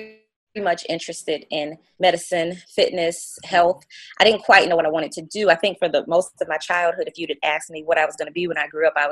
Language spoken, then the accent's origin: English; Detroit, Michigan, United States; also born or lived in St. Joseph, Michigan; I'm actually originally from Detroit.